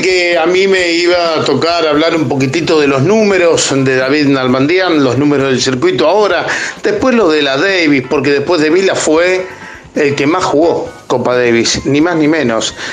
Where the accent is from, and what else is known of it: Argentina